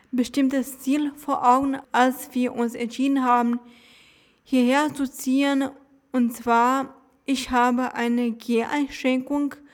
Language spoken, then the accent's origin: German; Dresden, Saxony, Germany; Ja, ja, ich bin in Dresden zur Schule gegangen.